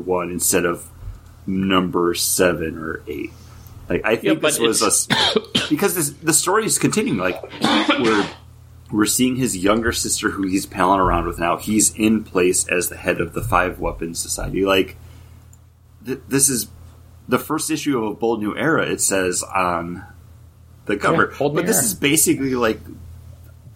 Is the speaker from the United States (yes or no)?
yes; Northeast, United States; I'm from the Northeast